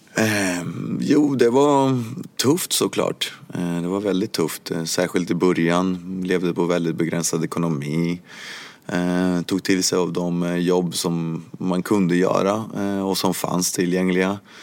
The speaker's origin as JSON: {"language": "Swedish", "country": "Sweden", "tie": "born or raised there", "also_born_or_lived": "Cuba", "said": "jag kom till Sverige när jag var åtta år gammal"}